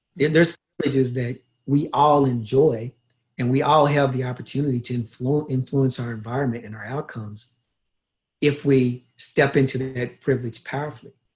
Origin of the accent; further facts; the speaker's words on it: Louisville, Kentucky, United States; moved away as an adult; also born or lived in Los Angeles / Brisbane, Australia; now in Toronto, Canada; I was born in Louisville, Kentucky in 1964. I grew up in Kentucky